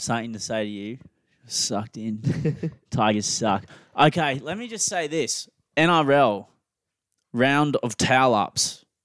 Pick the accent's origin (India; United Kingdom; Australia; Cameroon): Australia; we're both Australian.